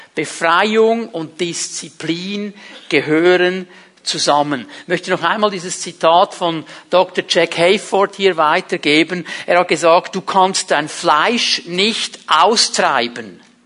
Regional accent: Switzerland; Ich habe mich abgelehnt gefühlt weil mein Vater Italiener war. In diesem kleinen Kuhdorf, wo ich aufgewachsen bin, da war man als Ausländer zum damaligen Zeitpunkt einfach nichts wert. Ich habe mir so gewünscht, ein Schweizer zu sein

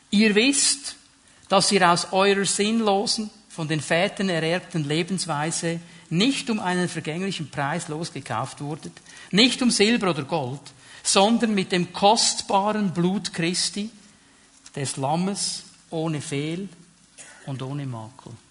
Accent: Switzerland; Also ich fühle mich auch nicht jeden Tag als Schweizer. Bin trotzdem einer, oder? Okay, ein halber, ein halber Italiener auch noch.

